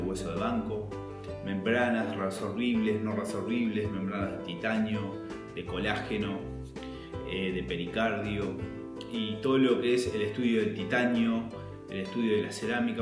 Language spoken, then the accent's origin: Spanish; Montevideo, Uruguay; yo soy de Montevideo, de Uruguay